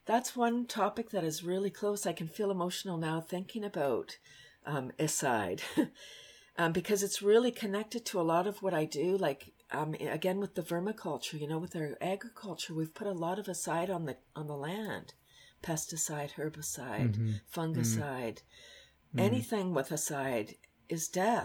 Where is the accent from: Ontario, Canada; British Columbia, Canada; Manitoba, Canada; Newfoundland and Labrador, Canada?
Ontario, Canada; Toronto; moved away as an adult; also born or lived in Bradford, Ontario; I'm from Toronto